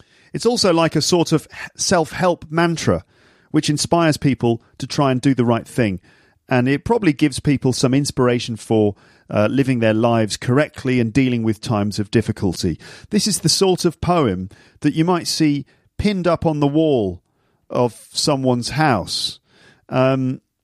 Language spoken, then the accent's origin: English; United Kingdom